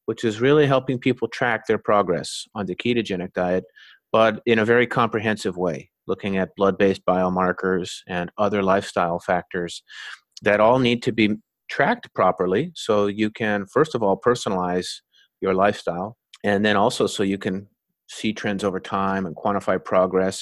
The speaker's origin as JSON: {"language": "English", "town": "Winnipeg", "region": "Manitoba", "country": "Canada", "tie": "born or raised there", "said": "I was born and raised in Winnipeg"}